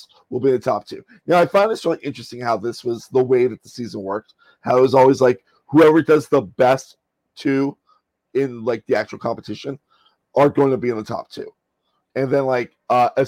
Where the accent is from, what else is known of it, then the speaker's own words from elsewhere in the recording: Miami, Florida, United States; moved away; I like how she keeps referencing my hometown, Miami